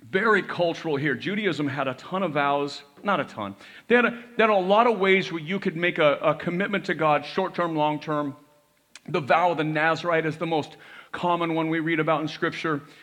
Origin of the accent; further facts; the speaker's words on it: United States; we were raised to hear that this was a Christian nation